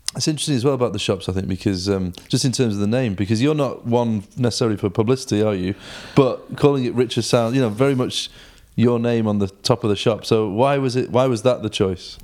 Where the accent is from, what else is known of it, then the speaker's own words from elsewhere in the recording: Stockport, North West England, United Kingdom; now in Manchester, United Kingdom; I was born in Stockport